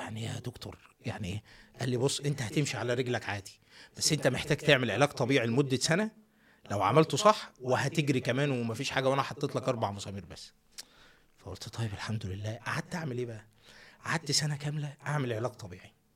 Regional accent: Minya, Minya Governorate, Egypt; moved away; also born or lived in Netherlands; انا ده من المنيا

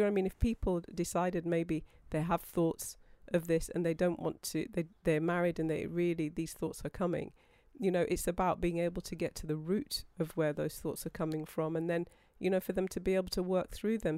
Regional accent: United Kingdom; being British

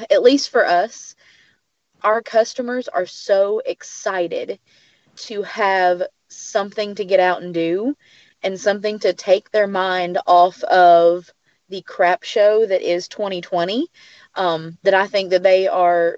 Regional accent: Greeneville, Tennessee, United States; I was born and raised in Greenville.

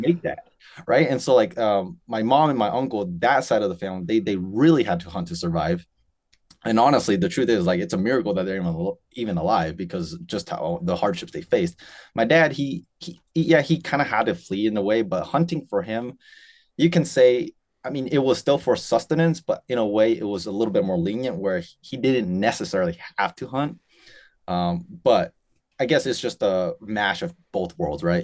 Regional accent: Spokane, Washington, United States; I was born and raised in Spokane, Washington.

